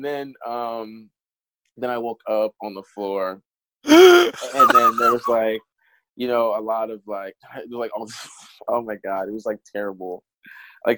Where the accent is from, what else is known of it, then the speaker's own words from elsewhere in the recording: United States; I'm American. So I was also, like, one of the few Americans